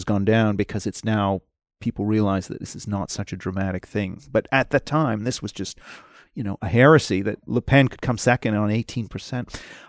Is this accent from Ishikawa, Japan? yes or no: no; Tokyo, Japan; You know, I grew up 8 years in Tokyo. I mean, from being very young, like, you know, 2-3 up until about age 7, and then a second time, age 10 and 11. I went to an international school